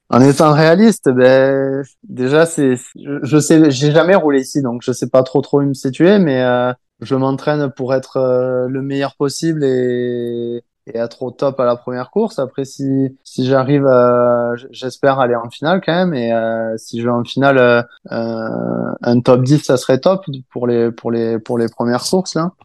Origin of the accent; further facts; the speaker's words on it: France; moved away; chez nous en France